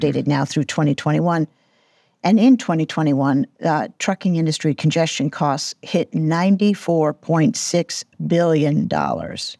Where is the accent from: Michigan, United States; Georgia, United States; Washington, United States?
Georgia, United States; Atlanta; my hometown here in Atlanta